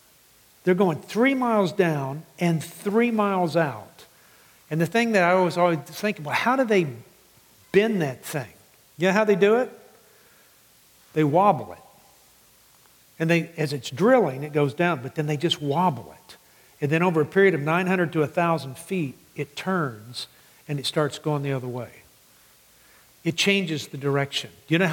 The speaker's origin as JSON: {"language": "English", "town": "Midland", "region": "Texas", "country": "United States", "tie": "born or raised there", "said": "I grew up in West Texas and in Midland."}